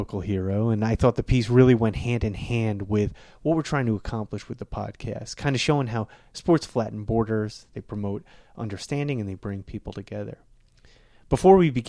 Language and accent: English; Nassau County, Long Island, New York, United States; Nassau County, born and bred in Long Island